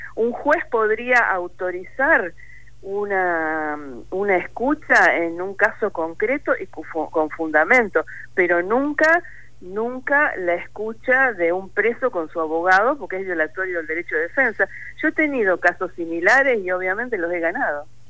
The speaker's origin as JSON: {"language": "Spanish", "town": "Rosario", "region": "Santa Fe", "country": "Argentina", "said": "Soy rosarina y soy santafesina"}